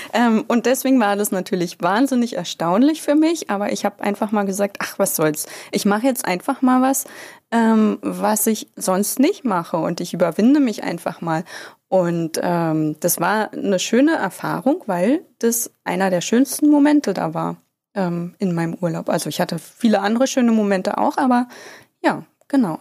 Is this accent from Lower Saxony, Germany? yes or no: no; Bad Saarow, Brandenburg, Germany; moved away; Ich bin ja in Bazzaro geboren